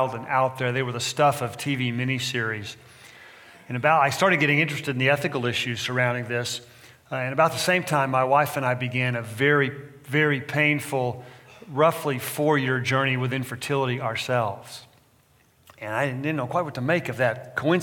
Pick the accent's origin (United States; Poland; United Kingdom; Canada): United States; Texas; now in California, United States; I'm from Texas originally, transplanted Californian